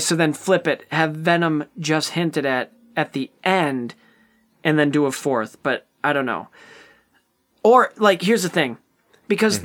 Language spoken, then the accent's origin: English; Ionia, Michigan, United States; I was at the Ionia Theater in my hometown of Ionia, Michigan